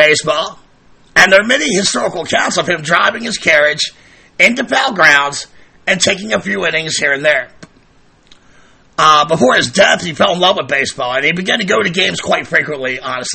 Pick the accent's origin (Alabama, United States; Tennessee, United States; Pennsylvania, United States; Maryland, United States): Maryland, United States; Baltimore; I grew up in Baltimore.